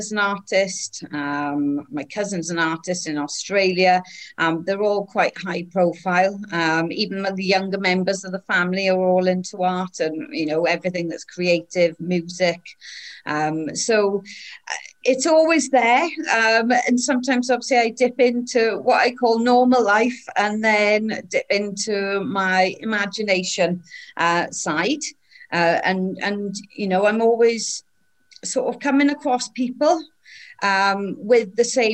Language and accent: English; Wales, United Kingdom; also born or lived in England / Ireland; I'm Welsh, but I'm also English and Irish.